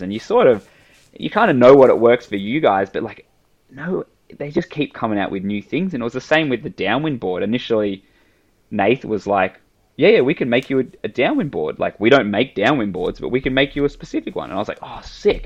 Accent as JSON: {"language": "English", "town": "Sydney", "region": "New South Wales", "country": "Australia", "tie": "born or raised there", "said": "I grew up in Sydney"}